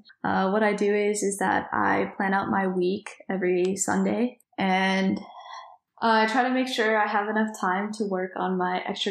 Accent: Dallas, Texas, United States; I'm from Texas

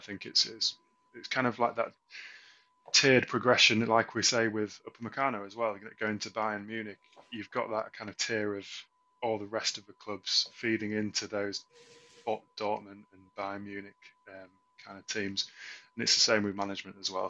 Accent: England, United Kingdom; as an Englishman

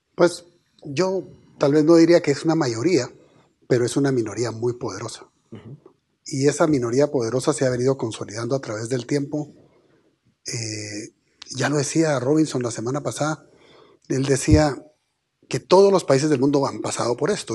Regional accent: Guatemala; somos todos los guatemaltecos

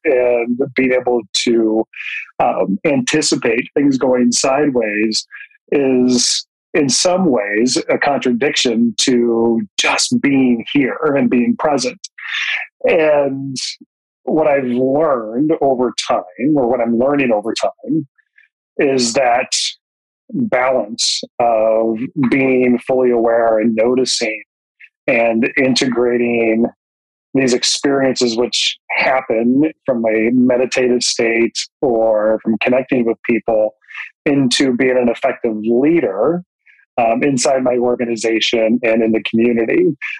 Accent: Jackson, Michigan, United States; I grew up in Jackson, Michigan

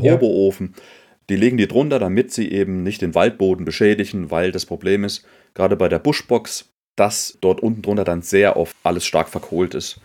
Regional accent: Germany; bei uns in Deutschland

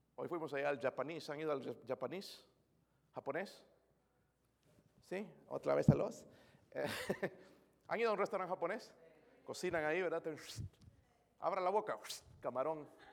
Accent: Bolivia; moved away; Soy de Bolivia

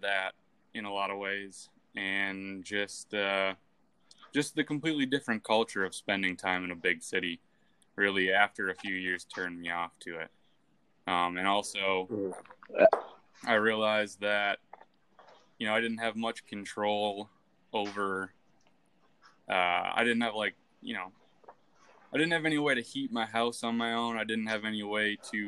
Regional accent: far north Wisconsin, United States; I grew up far north in Wisconsin, kind of in the middle of the woods

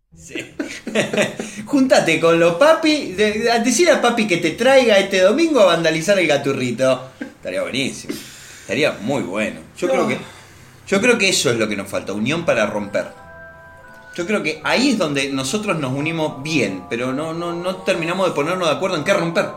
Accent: Argentina; lo cálido que somos nosotros los argentinos

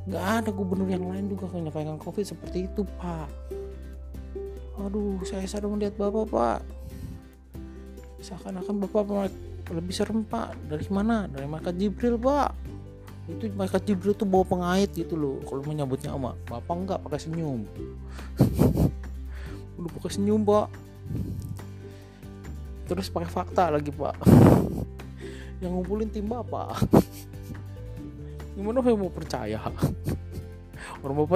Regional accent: Jakarta, Indonesia; Gua asli Jakarta ya. Udah 39 tahun umur gua.

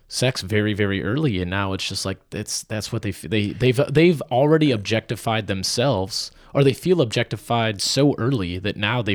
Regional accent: Midwest, United States; I'm like, I've been one, I'm from the Midwest.

